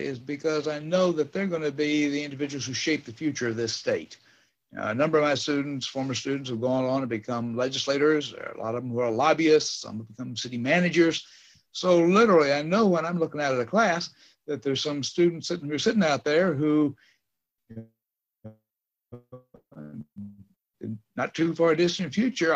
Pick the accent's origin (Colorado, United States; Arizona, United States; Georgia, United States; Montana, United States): Georgia, United States; Tucker; moved away as an adult; also born or lived in Missouri / St. Louis, Missouri / Athens, Georgia; I grew up in Tucker, graduated from Tucker High School